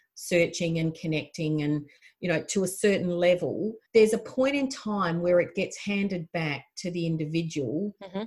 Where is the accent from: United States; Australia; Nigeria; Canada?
Australia; South Australia; I was a farmer from South Australia